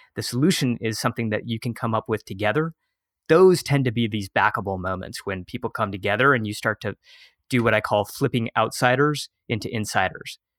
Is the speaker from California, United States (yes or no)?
no; right outside of Detroit, Michigan, United States; moved away as an adult; also born or lived in San Francisco; My hometown is, yeah, right outside of Detroit, Michigan